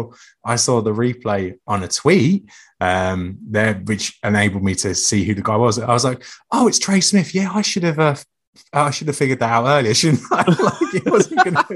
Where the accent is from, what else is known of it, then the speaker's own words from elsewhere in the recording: England, United Kingdom; being English